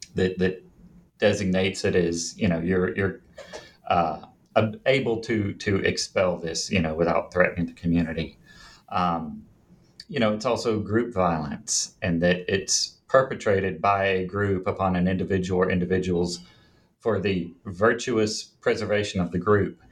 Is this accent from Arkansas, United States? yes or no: yes; Jonesboro, Arkansas, United States; now in Little Rock, United States; I grew up in Jonesboro, Arkansas. It's in the northeastern corner